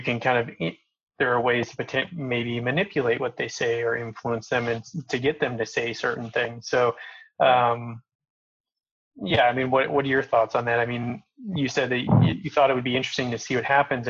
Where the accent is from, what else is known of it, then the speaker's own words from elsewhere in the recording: Coal Creek Canyon, Colorado, United States; I grew up in Coal Creek Canyon